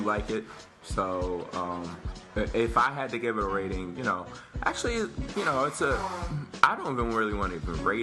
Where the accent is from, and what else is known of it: United States